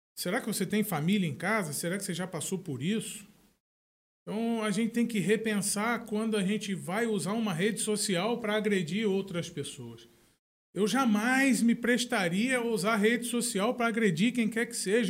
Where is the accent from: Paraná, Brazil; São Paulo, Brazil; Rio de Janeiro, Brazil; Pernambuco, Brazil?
Rio de Janeiro, Brazil; Campos dos Goytacazes; now in São Francisco de Itabapoana, Brazil; Você vê campos hoje, a minha cidade natal, a terra que eu amo